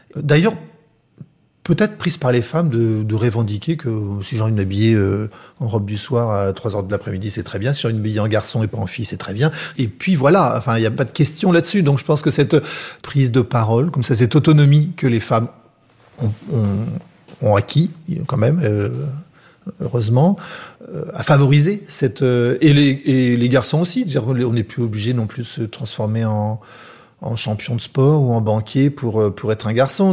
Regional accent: Paris, Île-de-France, France; ma, ma, mère est, est, née à Paris, moi aussi. On, on, est, on est corse d'origine

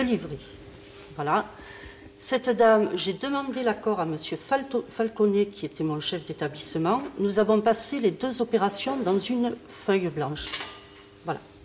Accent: Cucuron, Provence-Alpes-Côte d'Azur, France; j'étais de Cucuron et trop connue à Cucuron

